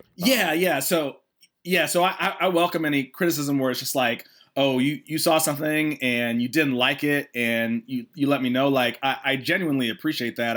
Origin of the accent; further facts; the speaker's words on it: Atlanta, Georgia, United States; I'm from Atlanta originally. So after college, I came back to Atlanta